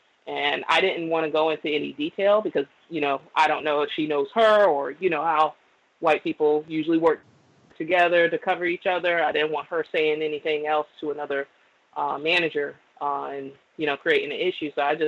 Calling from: Florida, United States; also born or lived in New Orleans, Louisiana; I'm calling from Florida, but I used to reside in New Orleans at one point.

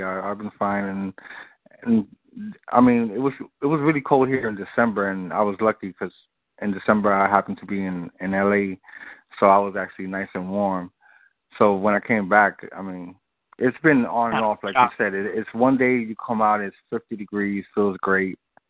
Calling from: Brooklyn, New York, United States; I'm coming from Brooklyn, Bed-Stuy.

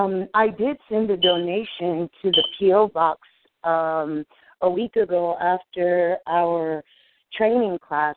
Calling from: California, United States; I'm from California.

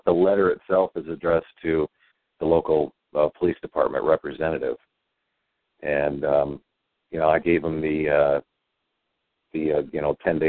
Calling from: Indiana, United States; I'm calling from Indiana

